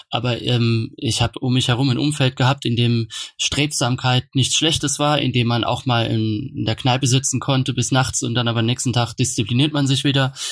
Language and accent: German; Kaiserslautern, Rhineland-Palatinate, Germany; accent: Palatinate Kaiserslautern dialect; es gab dann so eine Phase, in der ich versucht habe, meinen pfälzischen Kaiserslauterer Dialekt abzulegen.